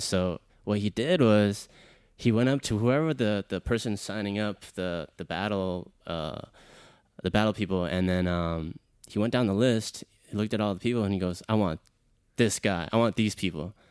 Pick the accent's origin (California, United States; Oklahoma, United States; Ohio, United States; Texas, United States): Texas, United States; Houston; I'm from Houston, Texas, born and raised.